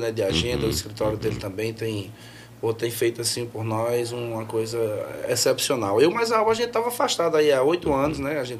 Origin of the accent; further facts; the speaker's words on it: Santa Maria da Boa Vista, Pernambuco, Brazil; also born or lived in Belém de São Francisco; now in Petrolina, Brazil; E a cidade que eu me criei foi Santa Maria